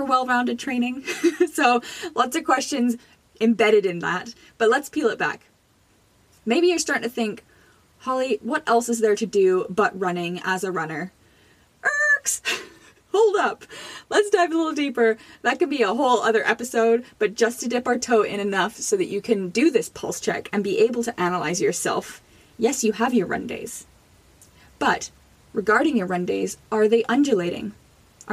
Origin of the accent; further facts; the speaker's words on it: Jamaica; now in Canada; I was born in Jamaica.